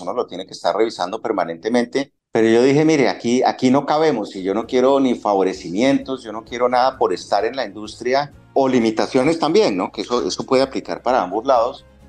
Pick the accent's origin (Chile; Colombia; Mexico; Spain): Colombia; moved away as an adult; also born or lived in London / Argentina; Cuando salimos de Colombia, solo mi hijo eh, había nacido, mi hija nació después, cuando ya estábamos en Londres